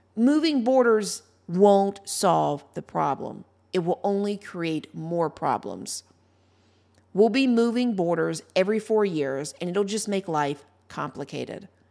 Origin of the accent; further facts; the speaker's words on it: Ohio, United States; my home state of Ohio